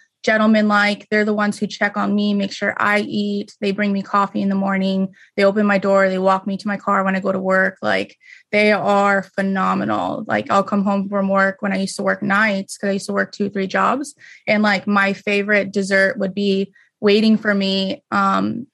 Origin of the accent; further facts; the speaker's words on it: Las Vegas, Nevada, United States; moved away as an adult; I was born and raised in Vegas